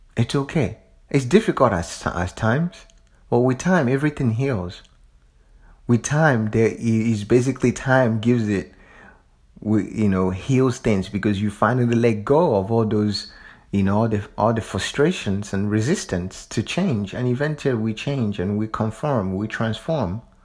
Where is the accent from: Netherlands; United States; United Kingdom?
United States; the South; I'm from the South.